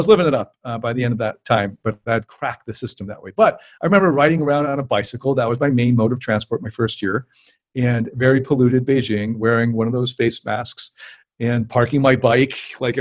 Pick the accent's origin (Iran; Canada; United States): Canada; I'm Canadian